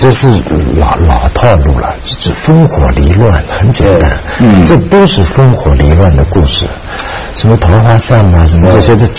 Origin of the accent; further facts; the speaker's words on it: China; moved away as an adult; also born or lived in New York; 我是大陆的，我是中国的